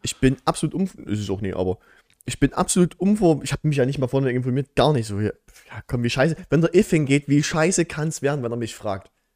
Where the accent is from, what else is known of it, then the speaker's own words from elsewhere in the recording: Hohenstein-Ernstthal, Saxony, Germany; bei uns in Hohenstein-Ernst